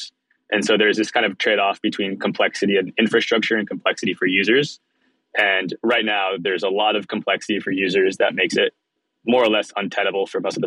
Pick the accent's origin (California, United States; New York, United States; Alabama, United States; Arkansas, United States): California, United States; Palo Alto; also born or lived in Israel; I moved to the Bay Area from Israel when I was young, and then I grew up mostly in Palo Alto